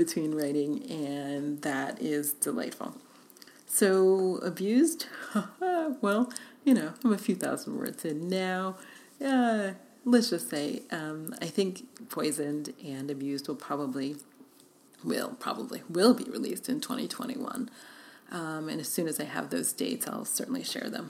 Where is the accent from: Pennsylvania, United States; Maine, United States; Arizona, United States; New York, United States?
New York, United States; New York City; moved away as an adult; also born or lived in Budapest; now in Los Angeles, United States; I grew up in New York City